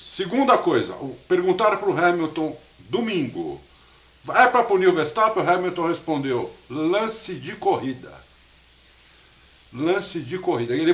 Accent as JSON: {"language": "Portuguese", "region": "São Paulo", "country": "Brazil", "said": "eu sou paulista, torço para time de São Paulo"}